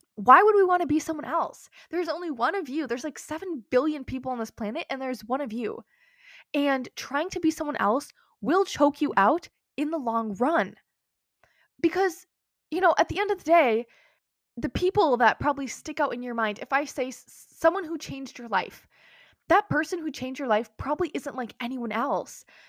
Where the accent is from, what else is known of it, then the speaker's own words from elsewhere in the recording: United States; also born or lived in Minnesota; I live in America, I'm American, I live in Minnesota